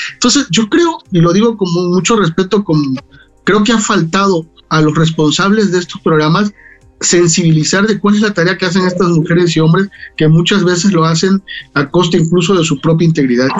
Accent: Tabasco, Mexico; Vengo de Tabasco

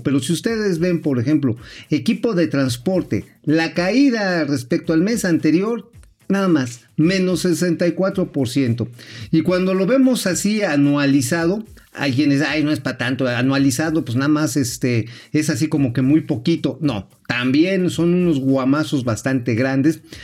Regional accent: Tula, Hidalgo, Mexico; yo soy de oriundo de allá de los pueblos hidalguenses

